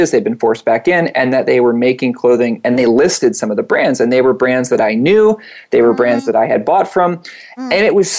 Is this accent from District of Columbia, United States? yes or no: no; Atlanta, Georgia, United States; I grew up in Atlanta, down the east, southeast